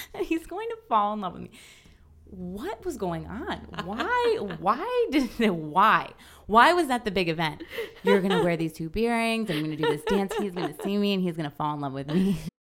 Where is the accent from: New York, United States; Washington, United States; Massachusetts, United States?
New York, United States; farmland town forty minutes from Albany; my hometown, you know, it's like a farmland